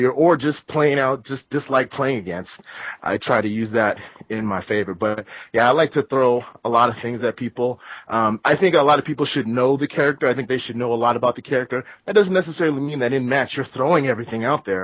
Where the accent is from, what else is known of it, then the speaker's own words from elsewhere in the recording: Southern California, United States; now in Northern California, United States; growing up in SoCal and now I live in Northern California